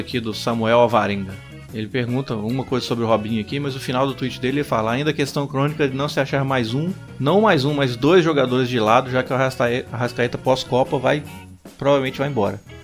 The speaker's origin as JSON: {"language": "Portuguese", "country": "Brazil", "said": "sendo brasileiro e sendo cruzeirense"}